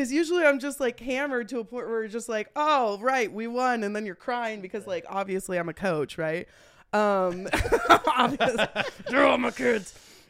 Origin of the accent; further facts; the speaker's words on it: Concord, California, United States; moved away as an adult; now in Las Vegas, United States; I'm originally from Concord. Okay. Yeah. Okay. So I grew up out there before they had money out there.